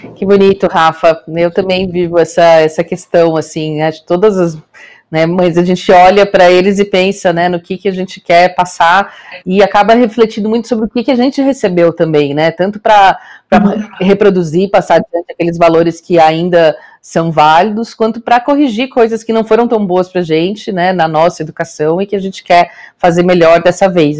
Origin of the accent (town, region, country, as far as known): Rio do Sul, Santa Catarina, Brazil; born or raised there; moved away